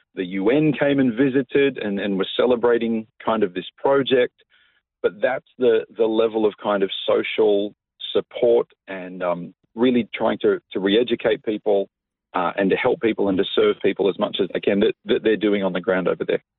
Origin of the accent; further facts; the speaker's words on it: Coffs Harbour, New South Wales, Australia; moved away as an adult; also born or lived in Sydney; now in Melbourne, Australia; I was uh, born and raised in Coffs Harbour. Uh, I lived there till I was about 19 years